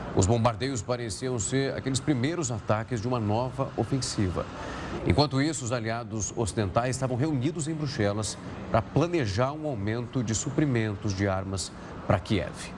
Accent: Ribeirão Preto, São Paulo, Brazil; Eu sou de Ribeirão Preto

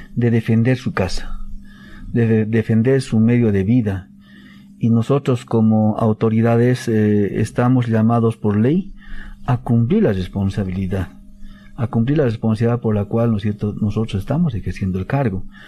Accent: Bolivia; todos los bolivianos estamos

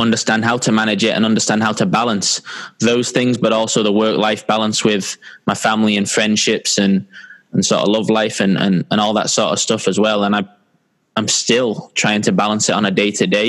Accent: San Diego, California, United States; also born or lived in Manchester, England; I grew up in San Diego, California

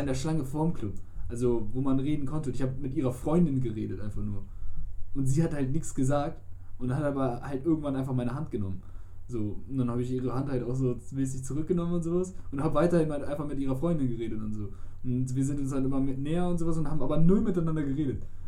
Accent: Germany; wir kommen aus Deutschland

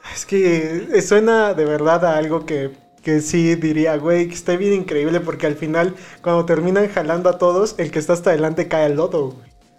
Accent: Mexico

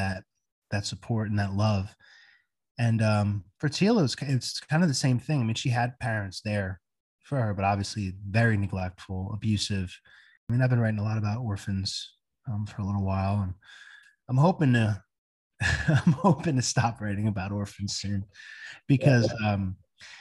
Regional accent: Bayville, New Jersey, United States; Growing up in New Jersey

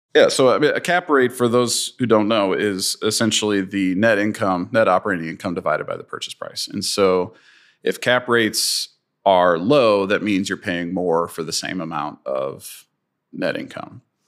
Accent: St. Louis, Missouri, United States; I'm, I'm a St. Louis and I grew up in St. Louis

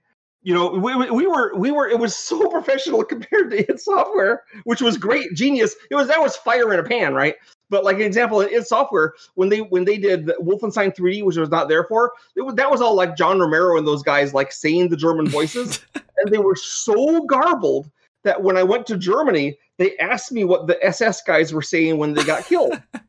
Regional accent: Canada; I'm from Canada, so I've made the laser bear with the Canadian flag on it

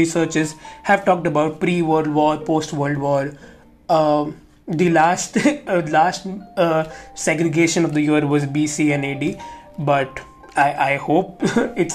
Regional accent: Mumbai, Maharashtra, India; I am from Mumbai

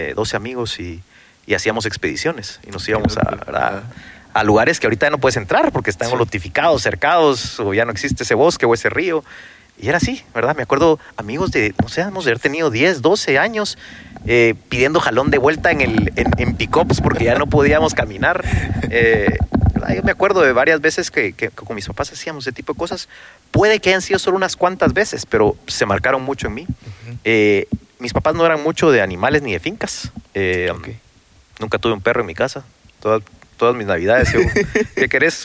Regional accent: Carretera a El Salvador, Guatemala Department, Guatemala; cuando yo nací, cuando tenía ocho meses, mis papás se pasaron a vivir a Carretera El Salvador

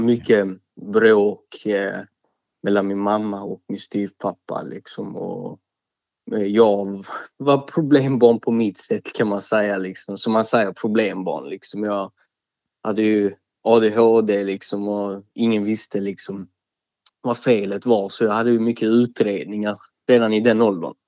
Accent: Malmö, Skåne, Sweden; Jag är 23 år gammal, upp född och uppvuxen i Malmö.

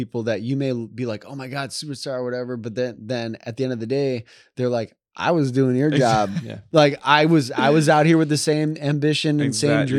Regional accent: Midwest, United States; when growing up in the Midwest in a cold environment

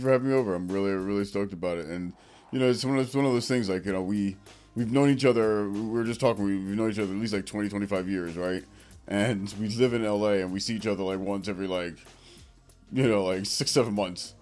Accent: Philadelphia, Pennsylvania, United States; moved away as an adult; also born or lived in Detroit / Florida / Chicago / Atlanta; now in Los Angeles, United States; I was born and raised in Philly

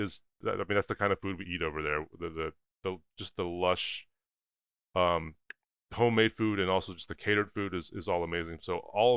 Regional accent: United States; I grew up in America

